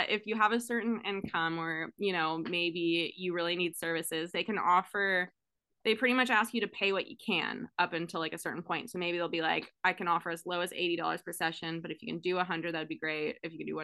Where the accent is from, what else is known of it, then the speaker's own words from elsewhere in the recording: California, United States; now in Oregon, United States; I grew up in California